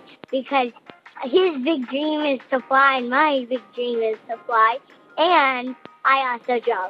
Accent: Canton, Georgia, United States; I'm 9 years old and I'm from Canton, Georgia.

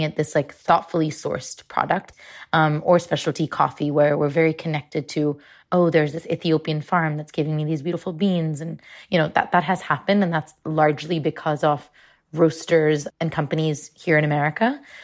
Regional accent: Mumbai, Maharashtra, India; I grew up in Mumbai

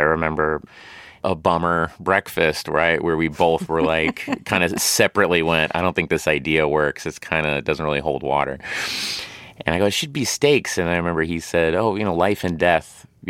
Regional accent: Tulsa, Oklahoma, United States; It was essentially me playing someone I grew up with in Tulsa, Oklahoma.

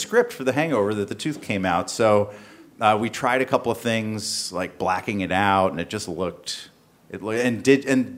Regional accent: the South, United States; I grew up in the South

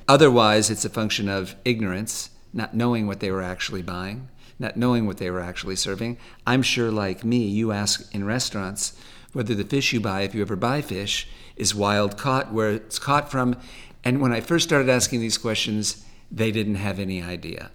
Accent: Los Angeles, California, United States; also born or lived in Malibu; native Californian. I grew up half in the valley, a, a mile or two from here. I was born in Sherman Oaks

